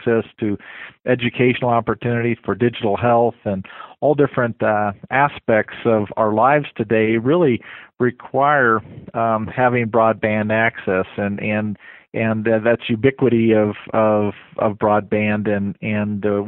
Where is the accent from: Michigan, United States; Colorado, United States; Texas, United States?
Colorado, United States; Fort Collins; But it's my hometown. It's a town I grew up